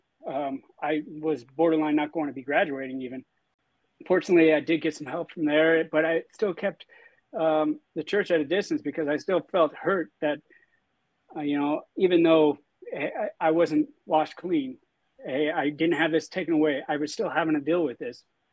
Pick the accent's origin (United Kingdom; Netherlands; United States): United States; St. George, Utah; I was born and raised in St. George, Utah.